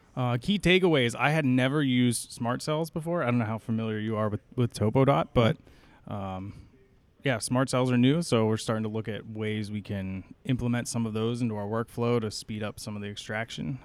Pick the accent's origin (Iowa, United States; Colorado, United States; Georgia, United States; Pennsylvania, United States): Pennsylvania, United States; central; moved away as an adult; now in Philadelphia, United States; I grew up in central Pennsylvania, but I'm currently living in suburban Philadelphia